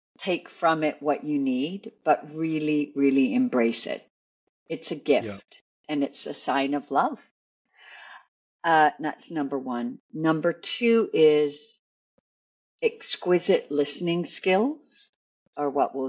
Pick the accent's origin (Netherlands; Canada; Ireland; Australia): Canada; I'm Canadian